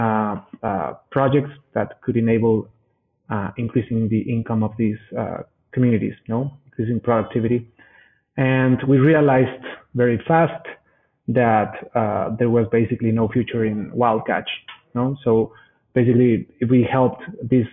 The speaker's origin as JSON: {"language": "English", "region": "Mexico City", "country": "Mexico", "tie": "born or raised there", "said": "I am Mexican. I was born and raised in Mexico City."}